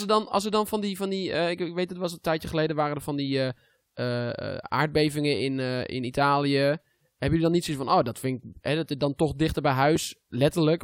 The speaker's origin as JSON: {"language": "Dutch", "country": "Netherlands", "said": "ik ben Nederlander"}